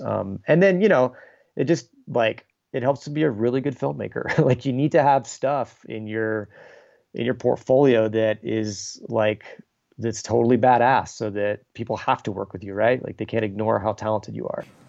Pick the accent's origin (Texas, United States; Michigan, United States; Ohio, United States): Texas, United States; I grew up in Texas in, like, a, a smaller town